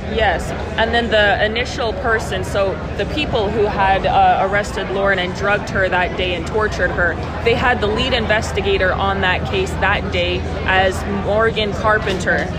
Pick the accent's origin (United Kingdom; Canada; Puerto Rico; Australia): Canada; moved away as an adult; now in United States; I am an American Indian born in Canada